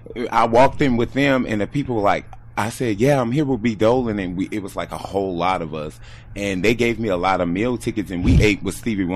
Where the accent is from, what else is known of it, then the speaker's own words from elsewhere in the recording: New Orleans, Louisiana, United States; New Orleans, uptown in the Magnolia housing development on the third floor.